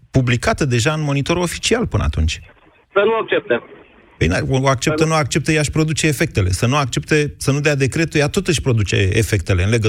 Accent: Timișoara, Timiș County, Romania; now in Bucharest, Romania; Sunt din Timișoara, dar locuiesc

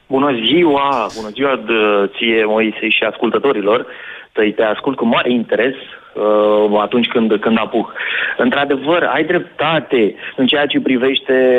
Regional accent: Oltenia, Romania; sunt oltean

